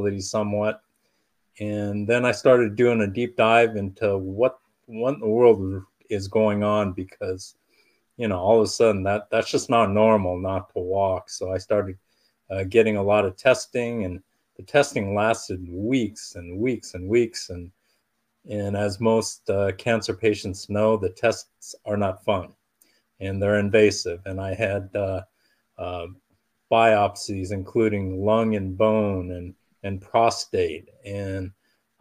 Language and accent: English; Southern California, United States; I was born and raised in Southern California